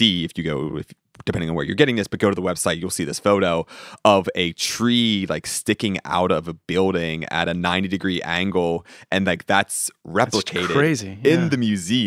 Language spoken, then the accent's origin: English; Johnstown, Pennsylvania, United States; I'm from the Johnstown area.